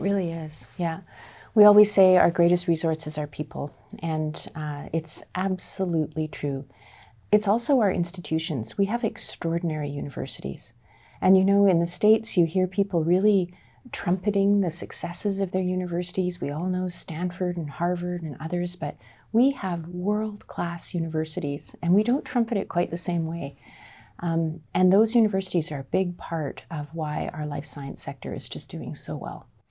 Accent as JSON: {"language": "English", "town": "Nanaimo", "region": "British Columbia", "country": "Canada", "tie": "born or raised there", "said": "I'm a small town kid. I grew up in the Nanaimo"}